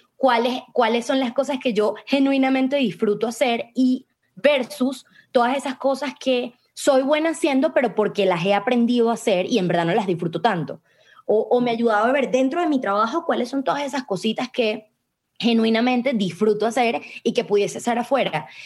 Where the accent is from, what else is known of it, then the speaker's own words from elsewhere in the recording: Venezuela; moved away as an adult; yo me fui de Venezuela con, la, con bueno, huyendo de mi país por, por mi seguridad